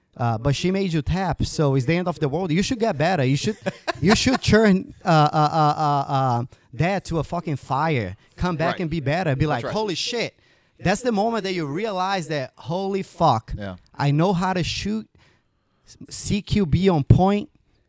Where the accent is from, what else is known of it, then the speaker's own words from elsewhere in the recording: Brazil; Brazil's a tough country. Growing up in Brazil was never easy. Like I said, until a point, my family were very, like, struggling, poor.